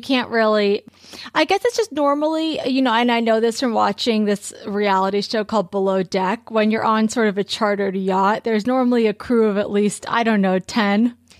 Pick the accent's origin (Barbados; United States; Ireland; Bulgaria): United States; California; growing up in California